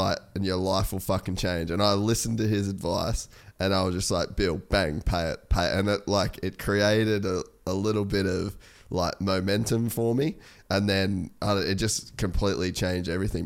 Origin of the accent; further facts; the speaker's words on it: Australia; I'm Australian